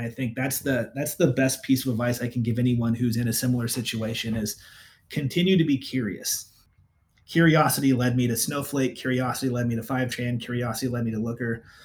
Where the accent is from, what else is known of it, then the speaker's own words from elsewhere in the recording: San Francisco Bay Area, Northern California, United States; now in Portland, United States; I grew up in the Bay Area, so I grew up in Northern California.